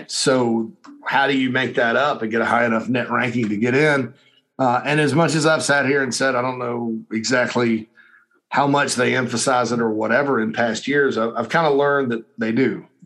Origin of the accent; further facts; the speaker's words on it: Spartanburg, South Carolina, United States; in my hometown of Spartanburg, my beloved hometown of Spartanburg.